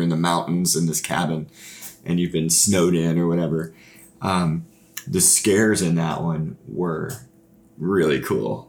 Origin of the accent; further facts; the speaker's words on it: Fort Smith, Arkansas, United States; we're from Fort Smith, Arkansas, so it would be cool to do something like that in our hometown